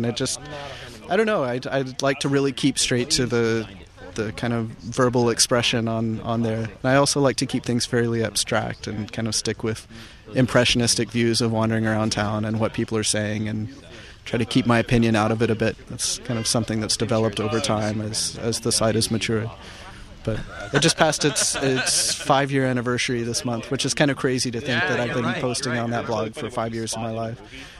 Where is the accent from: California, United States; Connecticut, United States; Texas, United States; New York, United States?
Texas, United States; Lubbock; I'm originally from Lubbock, Texas, and then lived in Dallas for a while and wound up here.